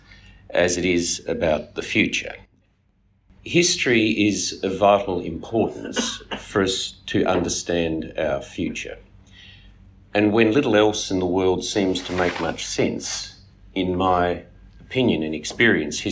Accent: Australia; as an Australian

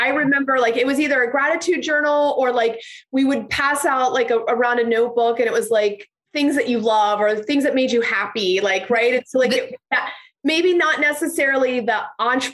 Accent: Cincinnati, Ohio, United States; I have been born and raised in Cincinnati

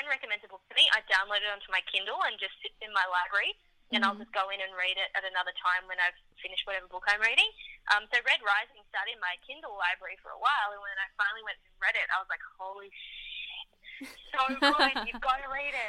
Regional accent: Papua New Guinea; also born or lived in Fiji / Solomon Islands; Sarah and I grew up in the Pacific. We didn't grow up in Australia. So we grew up in Papua New Guinea, Fiji, and the Solomon Islands. And there's not a lot of TV over there.

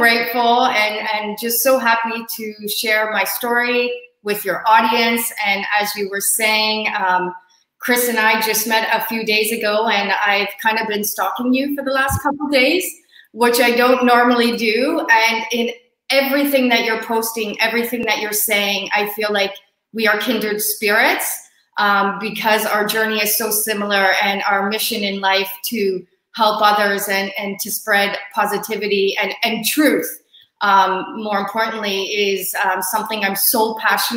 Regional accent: Hamilton, Ontario, Canada; I flew to my hometown, Hamilton, to do quarantine here

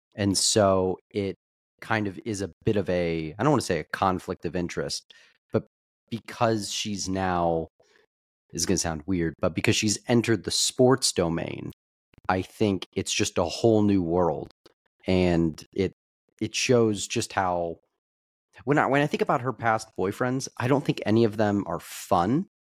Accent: Kansas City, Missouri, United States; we are from Kansas City

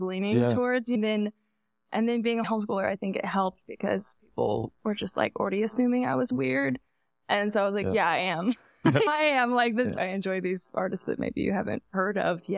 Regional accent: Buford, Georgia, United States; also born or lived in Atlanta, Georgia / Alabama / Nashville, Tennessee; I grew up there

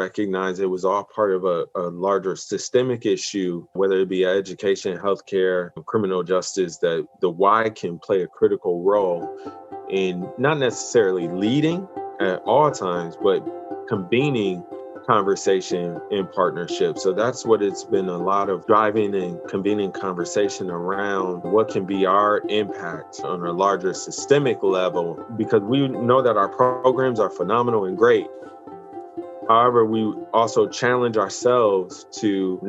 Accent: Grand Rapids, Michigan, United States; also born or lived in Detroit, United States / Kansas City, United States; my hometown in Grand Rapids, Michigan

